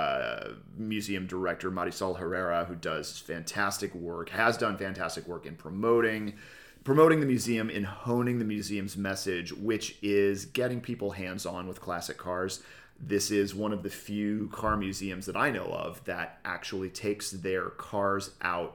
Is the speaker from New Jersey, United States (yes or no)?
no; El Segundo, California, United States; here in El Segundo, my hometown.